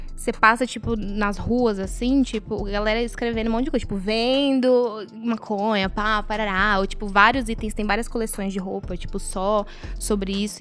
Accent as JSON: {"language": "Portuguese", "country": "Brazil", "said": "a gente, como brasileiro"}